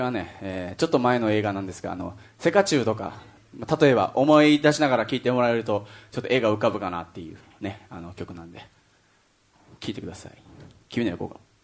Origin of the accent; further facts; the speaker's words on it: Kyushu, Japan; 九州出身なんでですね